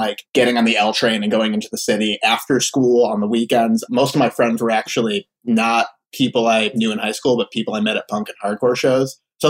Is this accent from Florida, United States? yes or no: yes; Florida, United States; born there; also born or lived in Philadelphia / Chicago; So I was born in Florida. He worked at a hospital there.